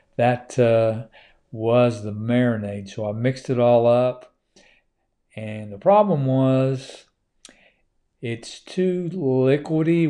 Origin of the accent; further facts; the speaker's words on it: Oklahoma, United States; now in Georgia, United States; it's my home state